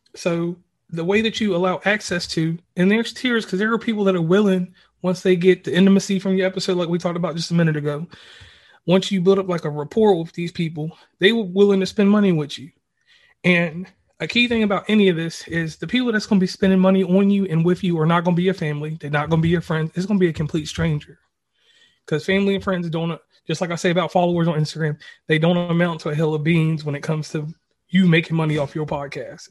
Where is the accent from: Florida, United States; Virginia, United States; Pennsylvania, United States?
Virginia, United States; my family, we're originally from Virginia. Um, the center of Virginia, like right below Charlottesville